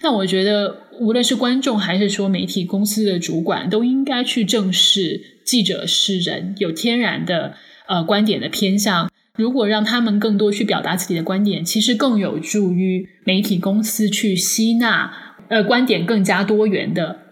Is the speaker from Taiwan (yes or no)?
no; China; moved away as an adult; now in United States; 我虽然来自中国